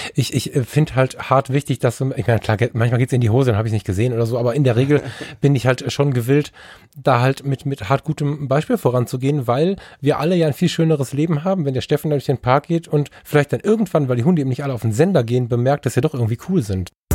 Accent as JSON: {"language": "German", "town": "Düsseldorf", "region": "North Rhine-Westphalia", "country": "Germany", "also_born_or_lived": "Ruhr area", "said": "ich bin Düsseldorfer"}